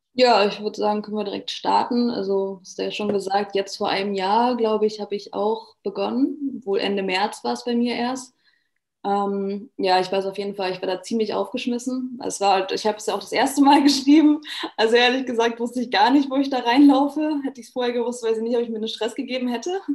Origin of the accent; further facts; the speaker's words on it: Germany; moved away as an adult; now in Vienna, Austria; ich bin aus Deutschland ähm, und bin jetzt extra nach Österreich gezogen